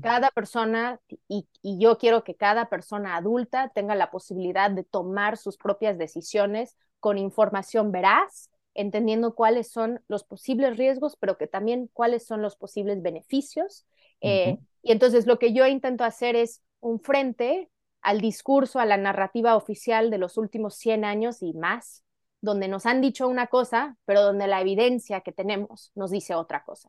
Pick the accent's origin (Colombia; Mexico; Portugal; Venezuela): Mexico; Coatepec, Veracruz; moved away; yo nací aquí cerca de Coatepec, Veracruz, donde ahora vivo de nuevo